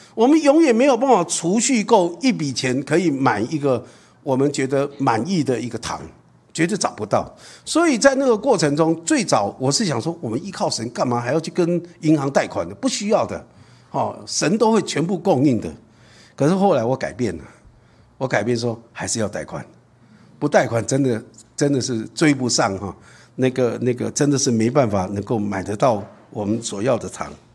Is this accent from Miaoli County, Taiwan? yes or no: no; Taipei, Taiwan; moved away as an adult; also born or lived in Zuoying / Green Island; now in Linkou, Taiwan; 我在台北出生，在坚果中学附近，在那里出生